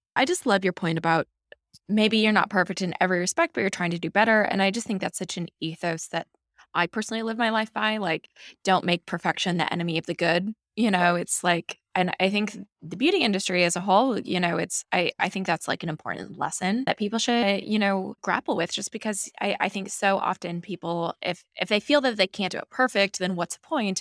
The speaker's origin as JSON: {"language": "English", "region": "Nebraska", "country": "United States", "tie": "born or raised there", "said": "I grew up with beekeepers on my property growing up in Nebraska"}